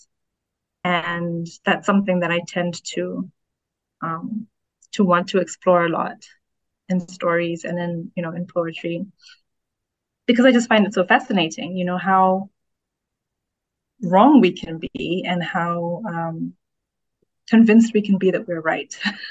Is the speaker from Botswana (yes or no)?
yes; Botswana; moved away as an adult; now in Ghana; I grew up in Botswana. I've only just moved back to Ghana, which is my country of origin